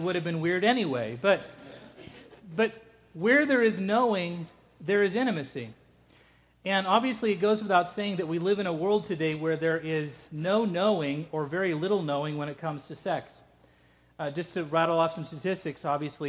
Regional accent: Scotland, United Kingdom; moved away; I'm Scottish, and Scottish people barely even do it.

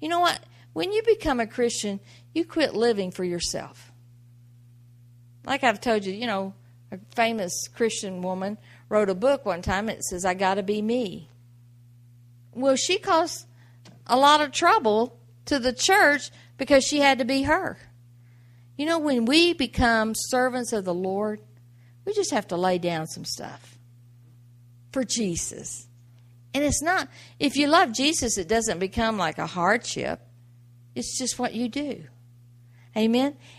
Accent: the South, United States; I grew up in the South

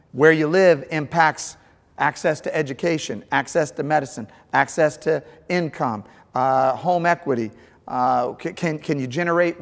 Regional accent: St. Louis, Missouri, United States; I grew up in St. Louis

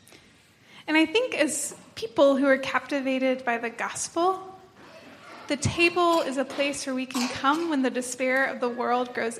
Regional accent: 30 minutes outside of Knoxville, East Tennessee, United States; moved away as an adult; now in North Carolina, United States; I'm from East Tennessee, 30 minutes outside of Knoxville

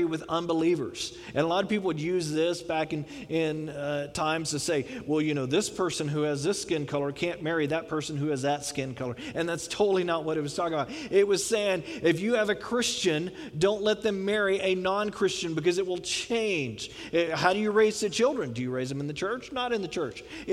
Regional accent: Houston, Texas, United States; I grew up in Houston

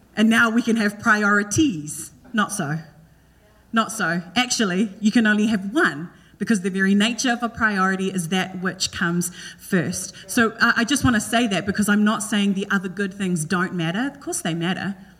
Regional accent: New Zealand; moved away; In Kiwi, we just say Esther

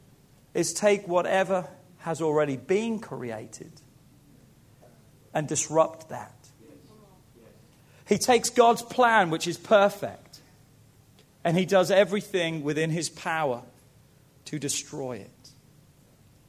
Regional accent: England, United Kingdom; moved away as an adult; now in United States; Growing up in England

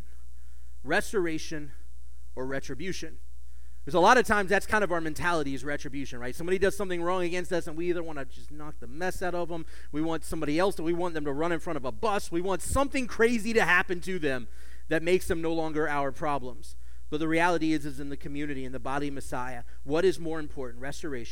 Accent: United States; as an American Jew

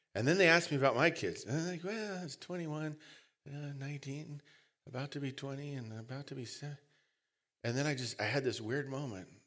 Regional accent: United States; We're lazy English Americans

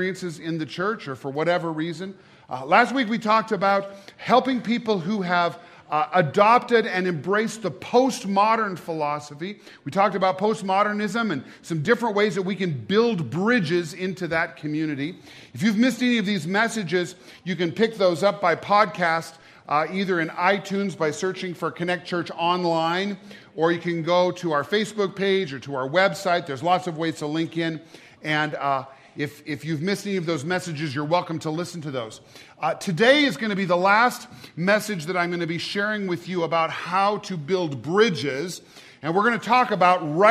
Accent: Great Falls, Montana, United States; now in Gallatin Valley, United States; I was born and raised in Great Falls

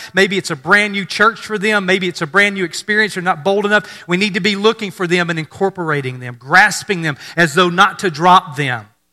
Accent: Mississippi, United States; I grew up in Mississippi

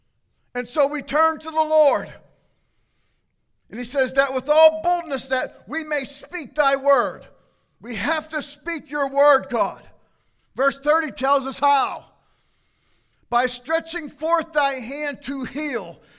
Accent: United States; as an American

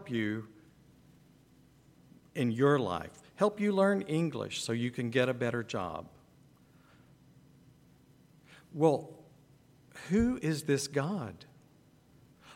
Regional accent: Texas, United States; moved away as an adult; now in Ukraine; we're from Texas

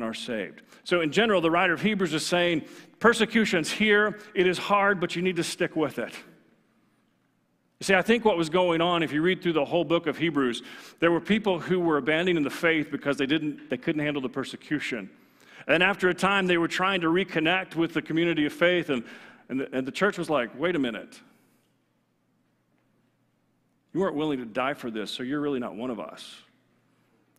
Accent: Texas, United States; I'm from Texas

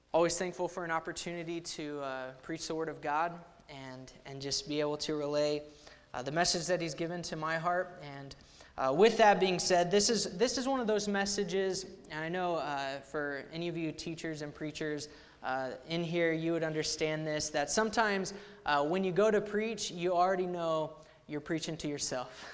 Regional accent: Ponca City, Oklahoma, United States; I grew up in Ponca City, Oklahoma, there at Central Baptist Church under Pastor Waterloo.

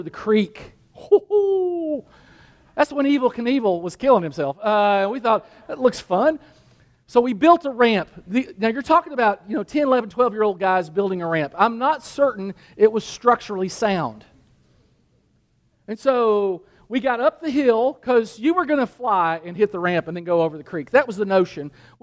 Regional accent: Danville, Kentucky, United States; I grew up in Danville, Kentucky

